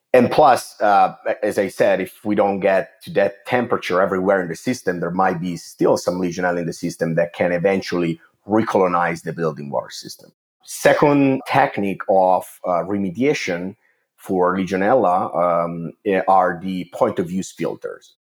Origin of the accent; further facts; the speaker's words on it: Italy; English is a second language; moved away as an adult; also born or lived in Milan; I'm originally from Italy. You can probably tell from my accent.